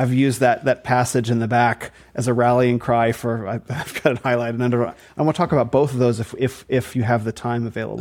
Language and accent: English; Arizona, United States; also born or lived in New Zealand; So I'm from Arizona. I'm from the desert.